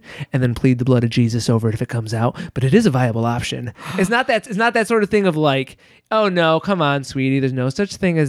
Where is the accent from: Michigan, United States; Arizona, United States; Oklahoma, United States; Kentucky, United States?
Michigan, United States; As you know about me, growing up in West Michigan, I grew up very, very evangelical Christian.